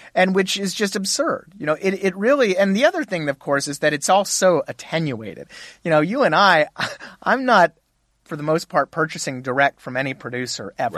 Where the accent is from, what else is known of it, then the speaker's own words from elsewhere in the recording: Texas, United States; I was born and raised in Texas